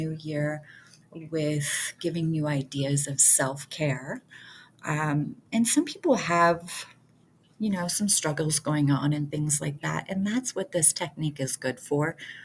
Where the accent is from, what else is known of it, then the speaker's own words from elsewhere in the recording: Detroit, Michigan, United States; I grew up in Detroit, area